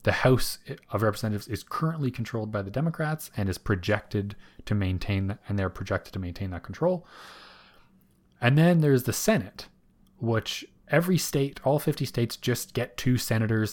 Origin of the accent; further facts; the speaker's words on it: Canada; being able to go vote as a Canadian